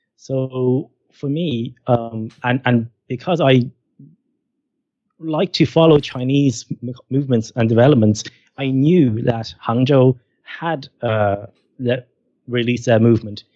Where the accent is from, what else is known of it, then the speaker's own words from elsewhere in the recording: Ireland; I'm from Ireland, I'm Irish